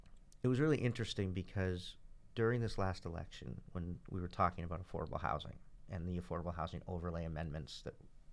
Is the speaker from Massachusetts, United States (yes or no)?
yes; Cambridge, Massachusetts, United States; I grew up in Central Square